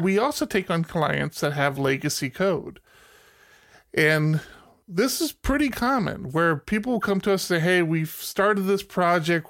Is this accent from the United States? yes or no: yes; United States; moved away; I grew up outside of, uh, D C